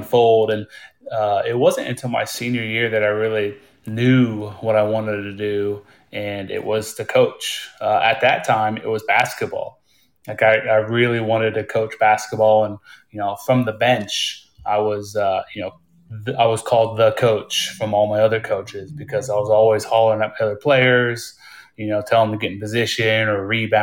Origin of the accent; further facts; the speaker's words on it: Midwest, United States; moved away as an adult; also born or lived in Hawaii; I grew up in the Midwest, and that's where I'm living right now.